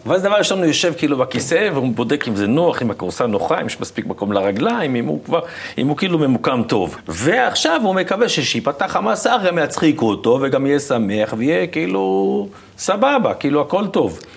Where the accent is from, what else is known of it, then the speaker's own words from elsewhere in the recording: Petah Tikva, Central District, Israel; also born or lived in Tel Aviv; פה נולדתי